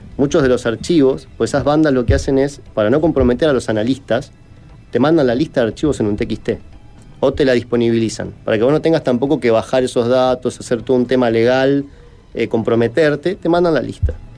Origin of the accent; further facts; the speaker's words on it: Argentina; en mi país es muy común, en Argentina